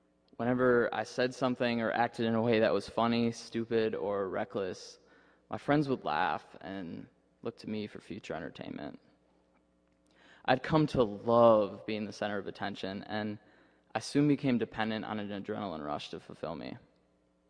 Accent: Minnesota, United States; moved away as an adult; now in Indiana, United States; my parents took me to a Catholic church back in my hometown in Minnesota

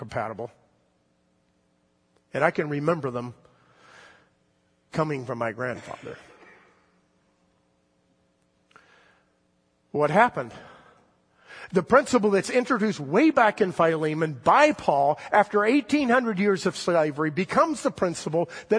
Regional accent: the South, United States; I grew up in the South in the 1960s

